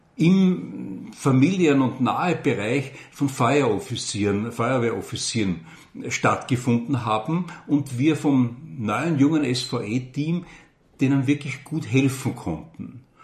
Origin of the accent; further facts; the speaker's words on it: Vienna, Austria; moved away as an adult; now in Burgenland, Austria; ich bin geborener Wiener